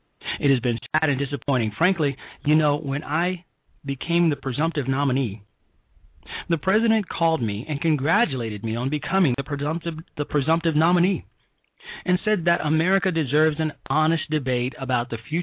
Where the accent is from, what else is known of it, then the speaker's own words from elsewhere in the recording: Chicago, Illinois, United States; back home in my hometown of Chicago, Illinois